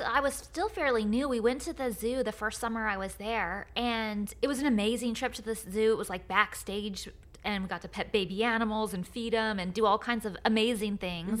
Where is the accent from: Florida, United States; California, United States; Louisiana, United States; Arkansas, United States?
California, United States; Lodi; moved away; my hometown of Lodi